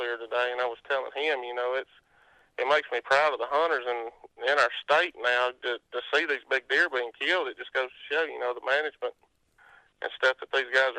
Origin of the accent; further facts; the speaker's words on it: Northern Etowah County, Alabama, United States; I am from Northern Etowah County.